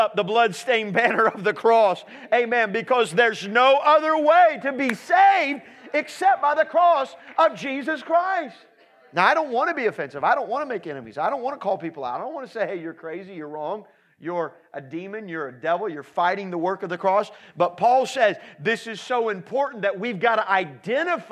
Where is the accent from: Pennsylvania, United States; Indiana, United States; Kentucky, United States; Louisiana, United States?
Indiana, United States; Indianapolis; I'm from Indianapolis, Indiana